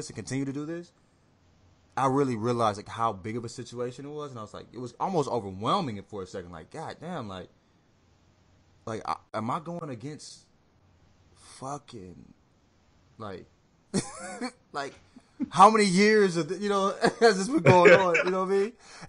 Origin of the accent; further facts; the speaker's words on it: United States; I'm American